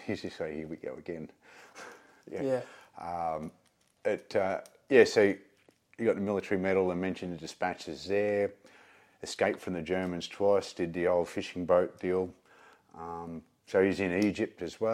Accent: Melbourne, Victoria, Australia; also born or lived in rural Australia; I was born in Melbourne and pretty much taken out of the hospital and plonked on a horse. Even though we lived in suburbs of Melbourne, we moved to the country after a few years

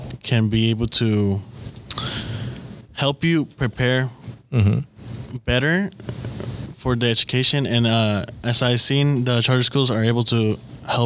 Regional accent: Mexico; now in Oakland, United States; I'm from Mexico

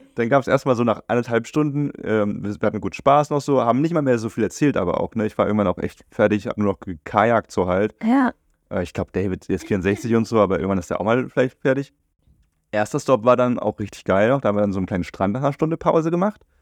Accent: Germany; durch mein Aufwachsen in Deutschland

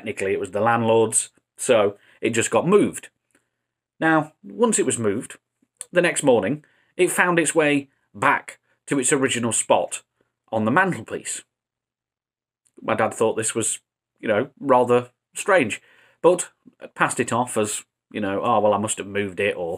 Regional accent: Derby, East Midlands, United Kingdom; Derby is my hometown

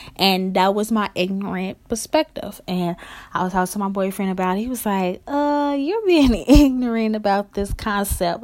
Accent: Chicago, Illinois, United States; I'm from Chicago

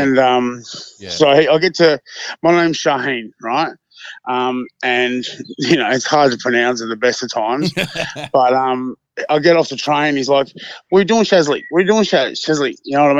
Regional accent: Hawthorn, Victoria, Australia; I'm from Hawthorne.

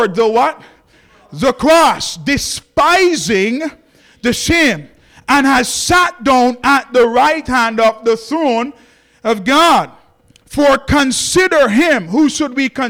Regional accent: Jamaica; I'm from Jamaica

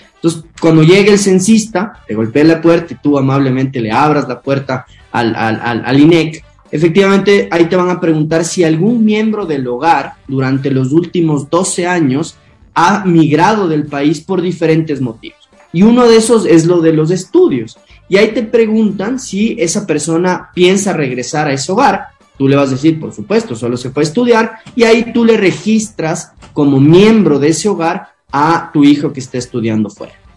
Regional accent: Ecuador; nuestro país

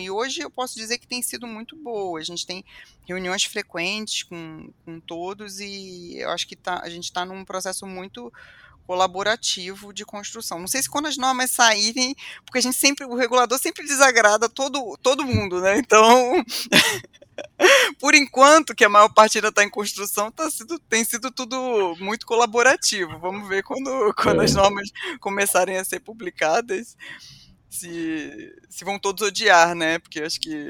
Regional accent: Niterói, Rio de Janeiro, Brazil; eu sou de Niterói

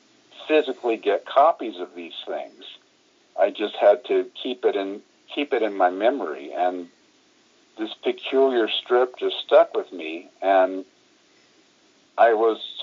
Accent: Tallahassee, Florida, United States; at my hometown university, Florida State University, when I was in high school during the summers

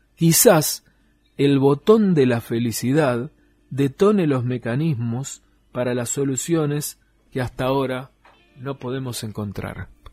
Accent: Tierra del Fuego, Argentina; los fueguinos viviendo acá

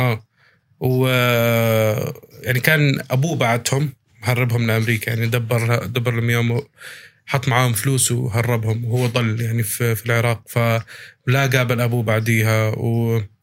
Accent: Abu Dhabi, United Arab Emirates; accent: Palestinian; انا مولود في الامارات انا مولود في ابو ظبي وعايش طول حياتي في ابو ظبي

